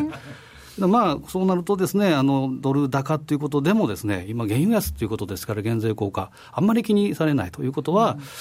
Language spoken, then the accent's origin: Japanese; Osaka, Japan; moved away; 私のふるさと、西山さんもふるさとでも、まあ 大阪